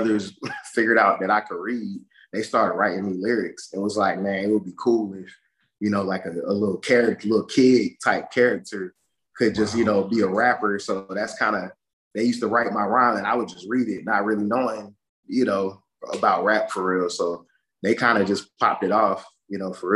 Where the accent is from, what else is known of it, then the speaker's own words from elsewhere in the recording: Atlanta, Georgia, United States; also born or lived in Savannah, Georgia; I was born in Savannah, Georgia. But I moved to the east side of Atlanta, DeKalb County. Okay. I was like 3 or 4. So I claim the east side, born and raised DeKalb County